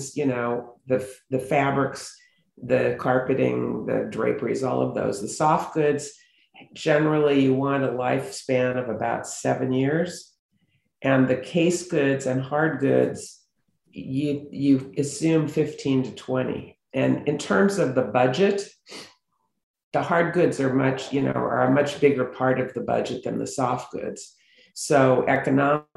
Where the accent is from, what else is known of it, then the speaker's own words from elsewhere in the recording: Beverly Hills, California, United States; I grew up in Beverly Hills